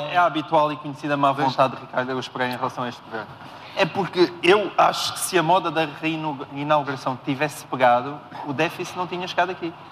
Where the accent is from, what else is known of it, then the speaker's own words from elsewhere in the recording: Portalegre, Alentejo, Portugal; eu, eu, eu sou, antes de mais, cidadão de Porto Alegre. E em... foi onde eu nasci e onde cresci.